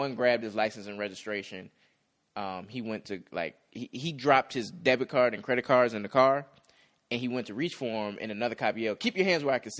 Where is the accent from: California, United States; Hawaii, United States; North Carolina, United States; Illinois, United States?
Illinois, United States; Chicago; moved away; So I'm from Chicago. I'm from the Chicagoland area.